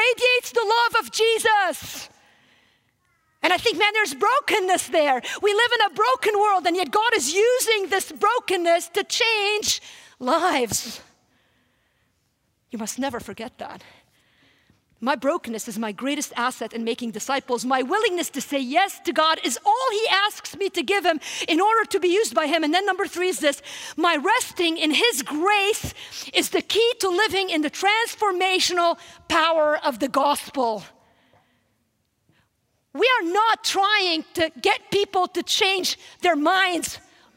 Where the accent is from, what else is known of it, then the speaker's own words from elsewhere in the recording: Wisconsin, United States; I'm from Wisconsin